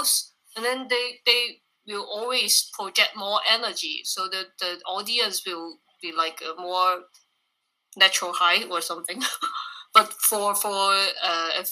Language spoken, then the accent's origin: English; Hong Kong; moved away as an adult; now in Taiwan; we are a band from Hong Kong.